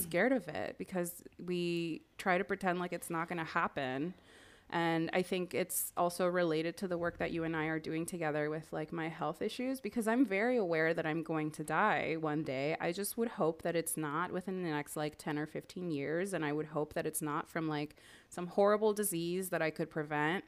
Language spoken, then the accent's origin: English; Miami, Florida, United States; I grew up in Miami